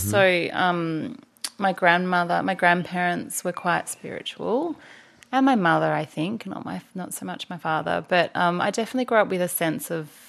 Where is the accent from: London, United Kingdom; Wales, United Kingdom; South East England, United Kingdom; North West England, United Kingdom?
Wales, United Kingdom; Anglesey; I grew up in Anglesey at the beach, so it's an important part of my life too.